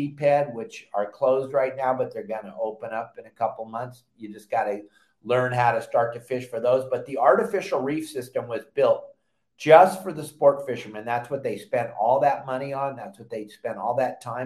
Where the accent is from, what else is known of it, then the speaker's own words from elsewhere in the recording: Southern California, United States; back in the day growing up in Southern California